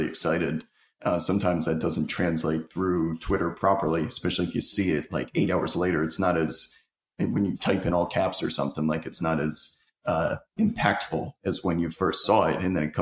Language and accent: English; New York, United States; I'm from New York